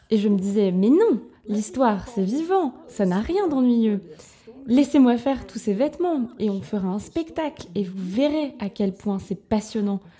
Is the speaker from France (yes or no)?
no; New York, United States; moved away as an adult; also born or lived in Los Angeles / Vermont; je voulais partir loin de mes parents et de New York